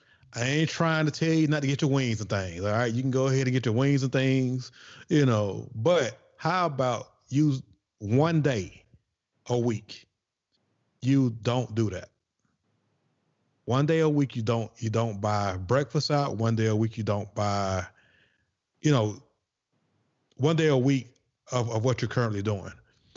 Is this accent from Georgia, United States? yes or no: yes; Atlanta, Georgia, United States; You know, we're from Atlanta.